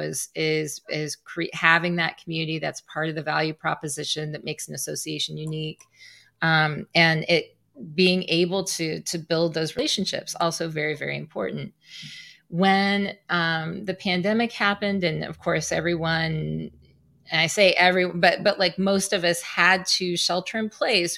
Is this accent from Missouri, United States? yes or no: yes; Southwest Missouri, United States; moved away; my hometown in Southwest Missouri